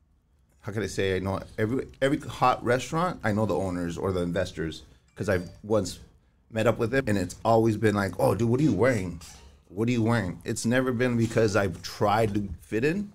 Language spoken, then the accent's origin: English; El Monte, California, United States; I came from Monte